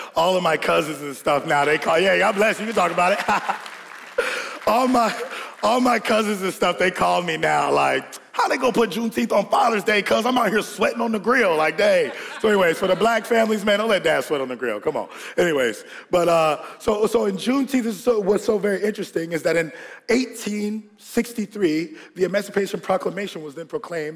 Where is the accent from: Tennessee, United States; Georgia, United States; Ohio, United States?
Georgia, United States; we grew up in Georgia, and we had this house in Georgia.